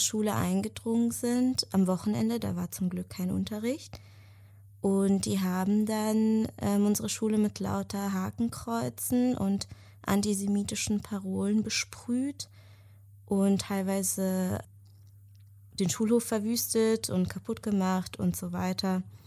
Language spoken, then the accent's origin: German; Germany; also born or lived in Israel; den größten Teil meines Lebens in Deutschland verbracht, bin hier aufgewachsen